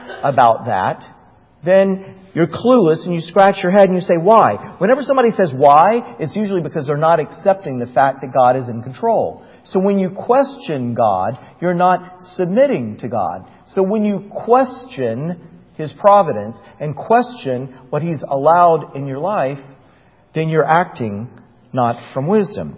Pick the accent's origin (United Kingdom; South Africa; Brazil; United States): United States; Titusville, Florida; moved away as an adult; I was back in my hometown in Titusville, Florida